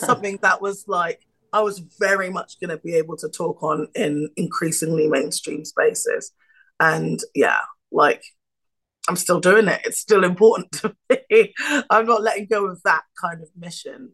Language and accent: English; United Kingdom; I'm British.